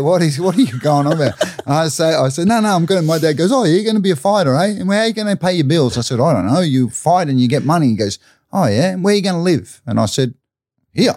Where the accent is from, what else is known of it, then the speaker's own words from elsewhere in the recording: Brisbane, Queensland, Australia; I grew up, I grew up in Stafford or Everton Park, Stafford, uh, suburb of North Brisbane